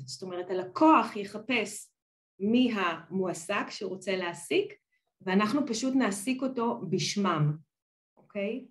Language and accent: Hebrew; Israel; moved away as an adult; now in Netherlands; אני באמת אה, ילידת ישראל, נולדתי, אה, גדלתי בית ספר, צבא ולימודים בישראל